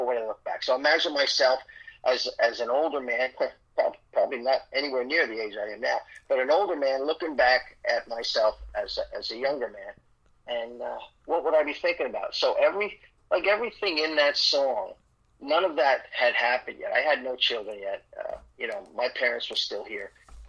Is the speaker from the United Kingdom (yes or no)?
no; Ireland; I'm Irish, so I can't tell a short story.